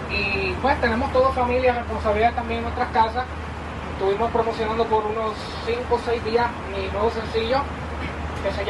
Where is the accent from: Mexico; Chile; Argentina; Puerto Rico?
Puerto Rico; soy de Puerto Rico, tengo 29 años